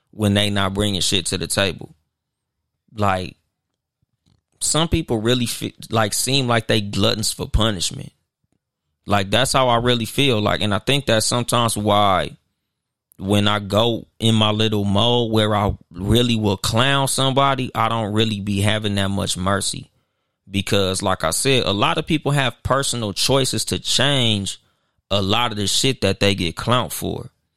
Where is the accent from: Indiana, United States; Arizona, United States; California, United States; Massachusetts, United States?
California, United States; Compton; in the hood, like, I'm from Compton